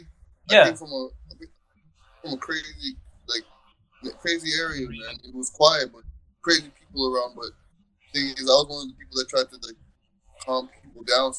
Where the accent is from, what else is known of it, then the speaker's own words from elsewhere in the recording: New York City, New York, United States; now in Maryland, United States; I'm actually from Southside Jamaica, Queens.